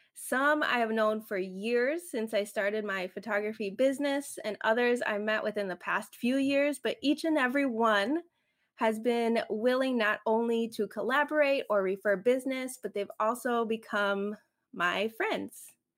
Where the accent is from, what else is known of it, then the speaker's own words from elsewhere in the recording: Chicago, Illinois, United States; first language Spanish; English is a second language; we were living in the suburbs of Chicago, close to Indiana. I grew up in the suburbs